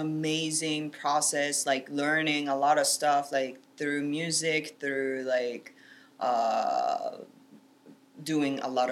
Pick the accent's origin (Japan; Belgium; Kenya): Japan; Beppu, Oita; English is a second language; moved away as an adult; now in Los Angeles, United States; I'm originally from Japan and I'm born and raised there. And I'm from a very small town. It's called Beppu from Kyushu Island down south in Japan.